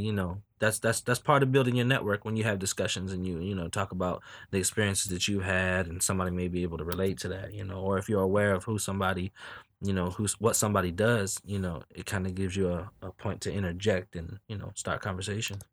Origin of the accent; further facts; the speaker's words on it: Newport News, Virginia, United States; I'm from Newport News